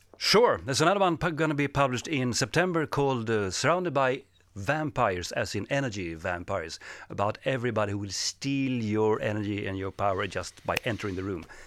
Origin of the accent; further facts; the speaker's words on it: Sweden; English is a second language; I am from Sweden